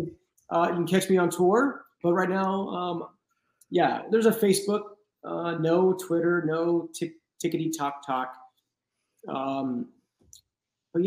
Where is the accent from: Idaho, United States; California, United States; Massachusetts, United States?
California, United States; Los Angeles; I'm in my hometown